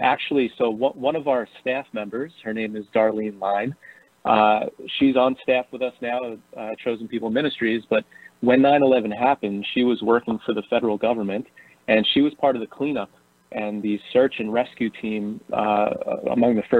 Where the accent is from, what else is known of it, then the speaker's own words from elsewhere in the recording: Bayonne, New Jersey, United States; also born or lived in Brooklyn, New York; I'm from New Jersey originally. Yeah. I grew up in Bayonne, New Jersey